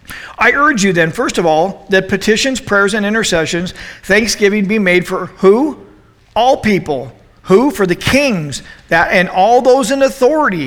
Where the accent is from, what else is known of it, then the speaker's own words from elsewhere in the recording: United States; I'm an American